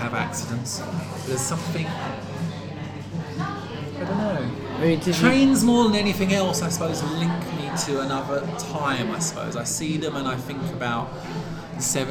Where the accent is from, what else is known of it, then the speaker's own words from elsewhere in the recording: Brentwood, East of England, United Kingdom; I come from Brentwood, a small town in Essex, just outside the M25.